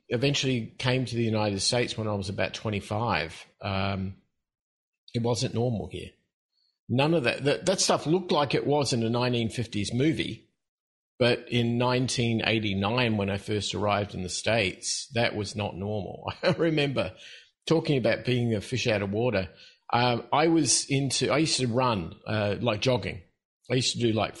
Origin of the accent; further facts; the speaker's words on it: Australia; moved away as an adult; also born or lived in Mexico; I'm from Australia originally, and I guess that starts the whole process off. And the other part, and I'm sure your listeners will appreciate it, is that I'm in my late 50s. So I grew up at a time when there were no rules. We were what we called free-range kids in Australia.